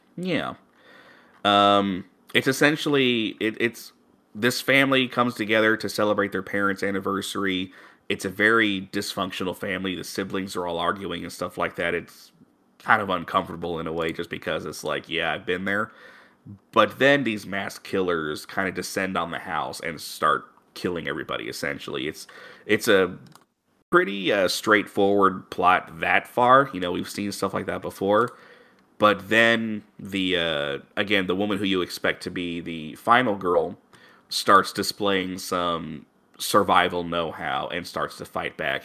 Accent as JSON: {"language": "English", "region": "Missouri", "country": "United States", "tie": "born or raised there", "said": "my home state"}